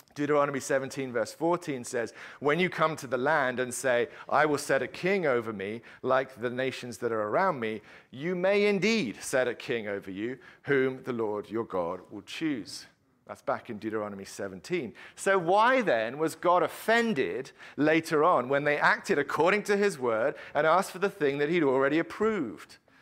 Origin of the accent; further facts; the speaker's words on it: England, United Kingdom; as an Englishman uh, that my national anthem that I grew up singing